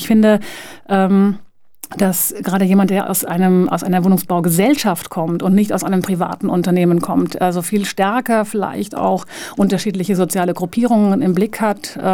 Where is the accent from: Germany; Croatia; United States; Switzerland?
Switzerland; now in Linz, Austria; komme ich komme nun aus der Schweiz und bin extrem verwöhnt worden